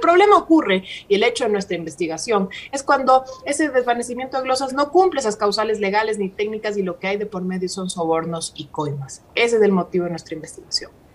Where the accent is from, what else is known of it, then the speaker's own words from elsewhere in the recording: Ecuador; nosotros como ecuatorianos